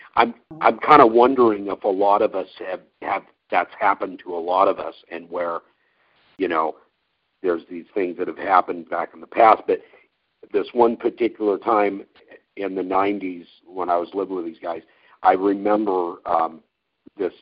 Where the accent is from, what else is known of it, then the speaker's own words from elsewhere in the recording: Yoncalla, Oregon, United States; also born or lived in McMinnville, Oregon; when I was growing up in Yoncalla, which is that was the town where I grew up here here in Oregon.